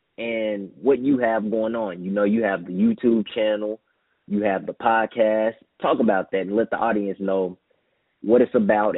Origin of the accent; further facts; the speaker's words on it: Dallas, Texas, United States; I grew up in Dallas, so it's nothing but Cowboy fans out there